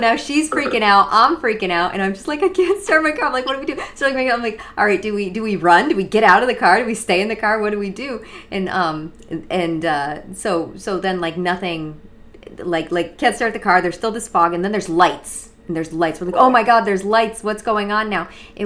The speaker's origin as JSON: {"language": "English", "region": "Western Massachusetts", "country": "United States", "tie": "born or raised there", "moved": "yes", "lives_now": "Florida, United States", "said": "I grew up in Western Massachusetts, and it's old and it's creepy"}